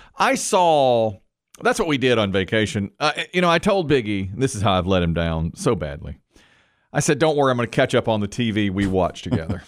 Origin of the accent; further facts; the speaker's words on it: Greensboro, North Carolina, United States; We're from Greensboro, North Carolina